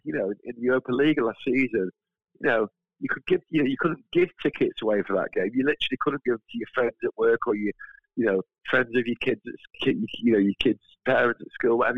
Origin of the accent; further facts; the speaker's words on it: Manchester, North West England, United Kingdom; I'm, a ordinary working class fan from Manchester.